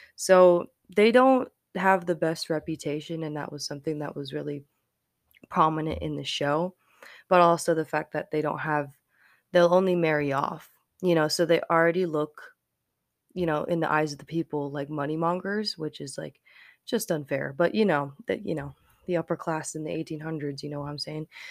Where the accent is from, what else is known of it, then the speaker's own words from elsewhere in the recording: Colorado Springs, Colorado, United States; I grew up in Colorado Springs.